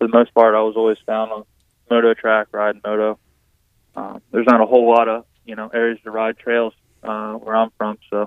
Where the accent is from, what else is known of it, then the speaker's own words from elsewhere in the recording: Pennsylvania, United States; I'm from Pennsylvania